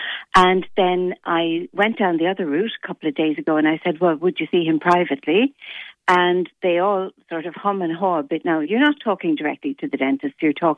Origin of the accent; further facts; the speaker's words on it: Limerick, Munster, Ireland; also born or lived in Cork; I moved back to Limerick I'm from Limerick originally, and I moved back from Cork.